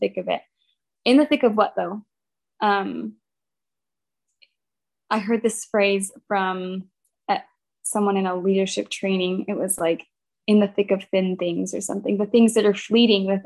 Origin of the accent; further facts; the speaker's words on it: Baton Rouge, Louisiana, United States; we're from Baton Rouge